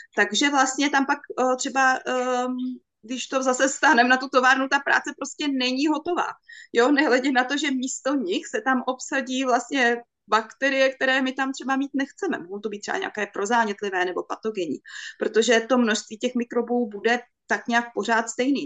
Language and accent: Czech; Bohemia, Czechia; u nás v Čechách